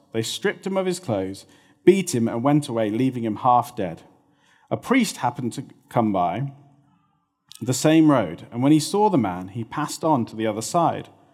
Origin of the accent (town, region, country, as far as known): United Kingdom